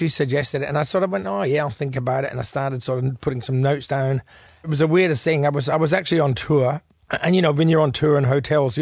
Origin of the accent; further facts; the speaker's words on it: Elizabeth, South Australia, Australia; Heytesbury Road, where I grew up in Elizabeth West